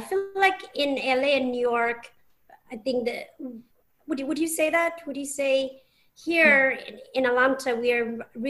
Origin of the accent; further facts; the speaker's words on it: England, United Kingdom; moved away as an adult; And you know, and I'm from England. I've been here 7 years.